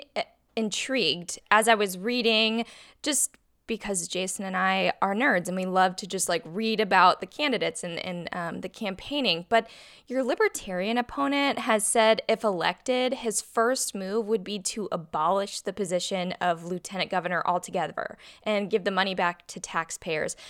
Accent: Illinois, United States; now in Missouri, United States; I'm from Illinois

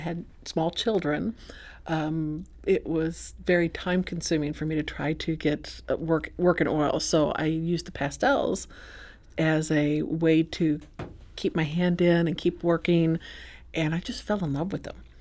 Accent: Saint Charles, United States; I'm from Saint Charles

